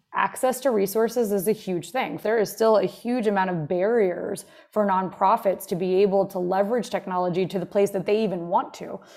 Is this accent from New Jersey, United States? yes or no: yes; Jersey Shore, New Jersey, United States; also born or lived in Montclair, New Jersey; I grew up here on the Jersey Shore